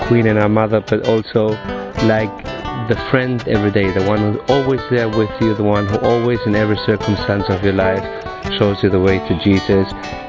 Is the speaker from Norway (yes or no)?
no; Spain; I'm from Spain.